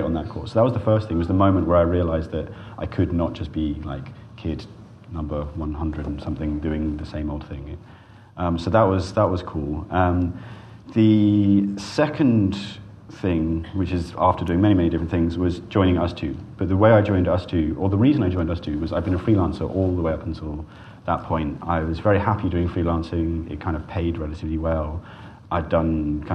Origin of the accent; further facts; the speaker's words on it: Cornwall, South West England, United Kingdom; when I was a kid, I grew up in Cornwall.